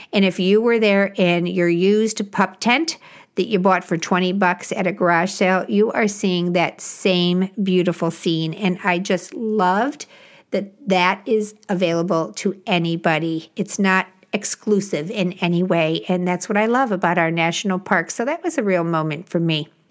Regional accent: Illinois, United States; I grew up in Illinois

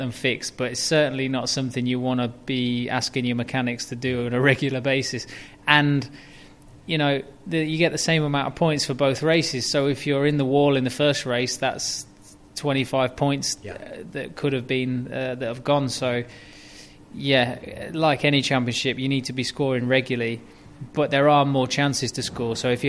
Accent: United Kingdom; I mean, as a Brit, DTM is a very German championship, and I can speak a bit of German

